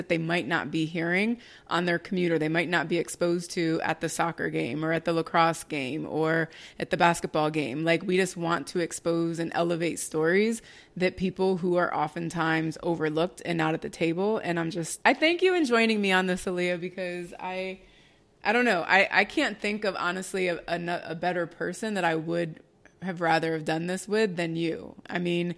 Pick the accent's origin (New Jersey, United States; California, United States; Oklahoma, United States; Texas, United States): New Jersey, United States; me growing up in Jersey